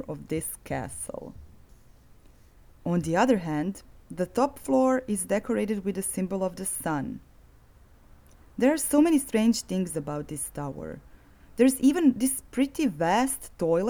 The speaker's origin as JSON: {"language": "English", "town": "Zagreb", "region": "City of Zagreb", "country": "Croatia", "tie": "born or raised there", "said": "my hometown of Zagreb"}